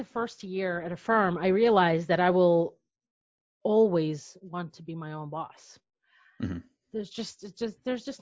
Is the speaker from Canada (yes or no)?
no; Belarus; moved away as an adult; also born or lived in New York City; now in United States; I'm from Belarus